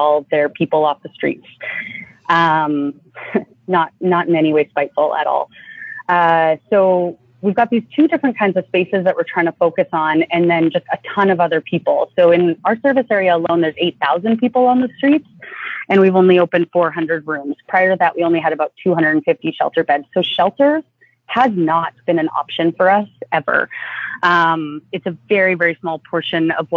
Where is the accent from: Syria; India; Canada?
Canada; now in Los Angeles, United States; being Canadian here in the States